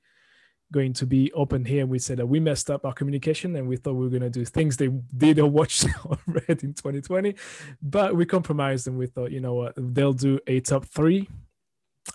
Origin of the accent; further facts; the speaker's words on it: France; moved away; I'm from France originally